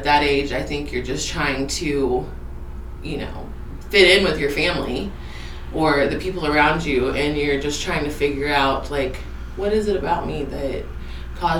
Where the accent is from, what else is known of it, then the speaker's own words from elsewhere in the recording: Iola, Kansas, United States; also born or lived in Wichita, Kansas / Colony, Kansas; I was in Colony until I was 8, and then my grandparents and I moved here to Iola, and I have... it's been my hometown ever since